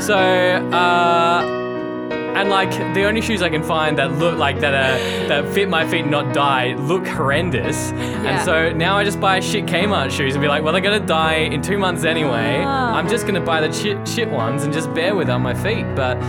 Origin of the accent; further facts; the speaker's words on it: Perth, Western Australia, Australia; now in Melbourne, Australia; I came from Perth where it was dry most of the year.